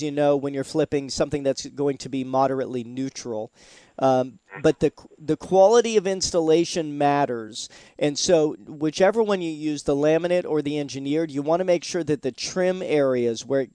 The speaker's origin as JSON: {"language": "English", "town": "Seattle", "region": "Washington", "country": "United States", "tie": "born or raised there", "moved": "yes", "lives_now": "Florida, United States", "said": "I'm originally from Seattle, Washington, and we had Woodshake roofs"}